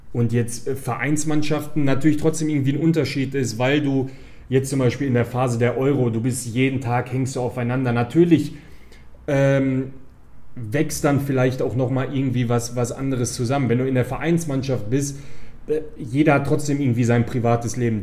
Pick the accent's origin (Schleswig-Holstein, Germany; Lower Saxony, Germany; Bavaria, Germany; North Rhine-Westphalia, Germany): North Rhine-Westphalia, Germany; Gladbeck; Also ich bin in Gladbeck geboren, also äh, Schlussfolgerung war natürlich, dass ich auch in Gladbeck angefangen habe, Fußball zu spielen.